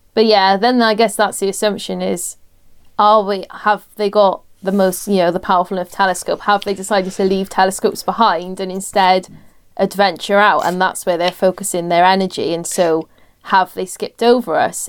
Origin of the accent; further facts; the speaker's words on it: Welsh, Wales, United Kingdom; I'm Welsh and we're perpetually jolly because we live somewhere that rains ninety percent of the time